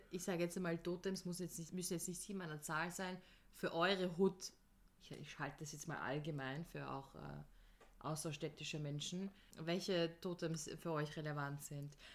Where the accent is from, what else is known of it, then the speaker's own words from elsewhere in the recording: Vienna, Austria; Ich bin eine echte Wienerin, ja.